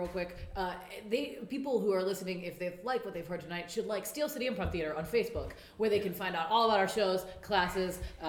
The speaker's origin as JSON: {"language": "English", "region": "Minnesota", "country": "United States", "accent": "Minnesota", "moved": "yes", "lives_now": "Pittsburgh, United States", "said": "I have a lot to work on with my Minnesota accent."}